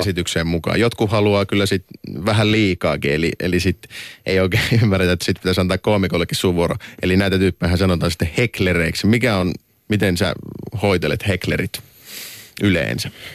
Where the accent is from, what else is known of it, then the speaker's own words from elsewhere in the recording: Oulu, North Ostrobothnia, Finland; tuolla meillä Oulussa